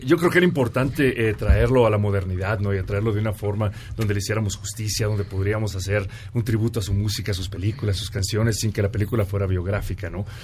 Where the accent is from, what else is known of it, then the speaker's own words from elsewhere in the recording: Mexico; Yo soy mexicano cien por ciento